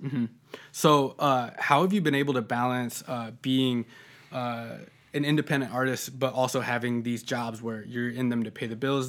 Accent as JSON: {"language": "English", "town": "Sergeant Bluff", "region": "Iowa", "country": "United States", "tie": "born or raised there", "said": "I grew up in Sergeant Bluff"}